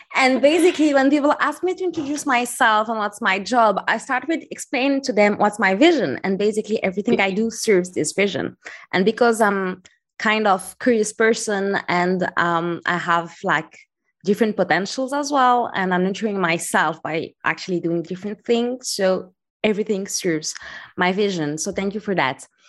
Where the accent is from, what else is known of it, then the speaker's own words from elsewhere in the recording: Morocco; moved away as an adult; also born or lived in France / London / Taipei / Paris; now in Valencia, Spain; I grew up in Morocco